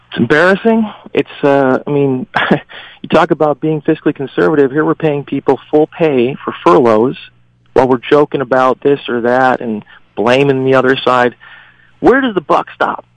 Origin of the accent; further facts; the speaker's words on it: Western New York, United States; also born or lived in China / Korea; I grew up here in Western New York on the Canal, one of seven